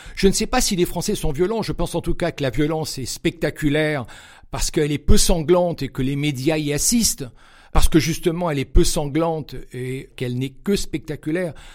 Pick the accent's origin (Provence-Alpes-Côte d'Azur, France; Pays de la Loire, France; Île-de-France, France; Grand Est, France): Provence-Alpes-Côte d'Azur, France; Cannes; moved away; also born or lived in Geneva, Switzerland / south of Paris; je suis né à Cannes, dans les Alpes-Maritimes